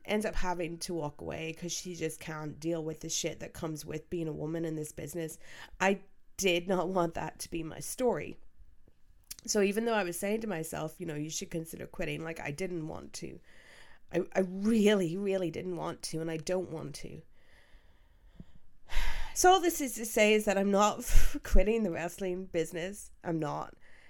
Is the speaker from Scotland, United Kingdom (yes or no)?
no; Belfast, Northern Ireland, United Kingdom; Growing up in Belfast, it's not easy being, you know, a wrestling fan in Belfast in general